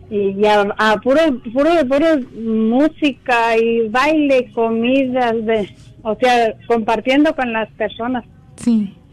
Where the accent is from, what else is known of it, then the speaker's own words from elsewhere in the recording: Belén del Refugio, Jalisco, Mexico; Pero es, es un pueblito que se llama Belén del Refugio.